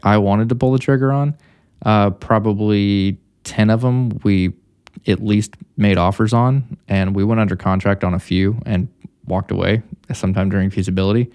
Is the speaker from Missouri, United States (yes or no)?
yes; Missouri, United States; moved away as an adult; also born or lived in Texas; now in Dallas, United States; I'm from Missouri